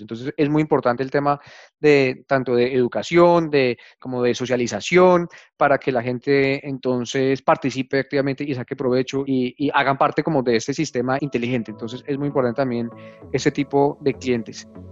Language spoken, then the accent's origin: Spanish; Colombia; somos todos los colombianos